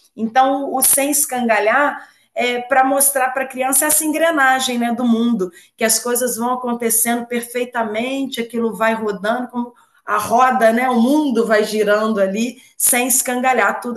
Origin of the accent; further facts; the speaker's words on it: Rio de Janeiro, Brazil; moved away as an adult; now in Juiz de Fora, Brazil; eu sou carioca, né? E moro em Juiz de Fora, em Minas. Mudei para Minas tem mais ou menos uns 11 anos